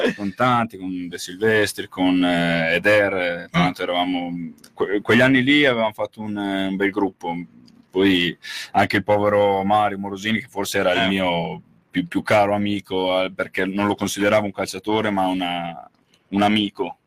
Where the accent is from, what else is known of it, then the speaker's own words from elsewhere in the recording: Reggio Emilia, Emilia-Romagna, Italy; lo dico da Reggiano, parlo da Reggiano